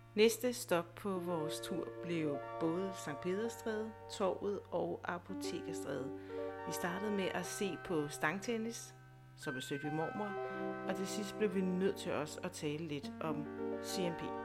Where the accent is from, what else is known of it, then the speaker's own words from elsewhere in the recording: Næstved, Zealand, Denmark; moved away as an adult; er født og opvokset i Næste. I over 20 år har jeg været væk fra byen, og nu er jeg vendt tilbage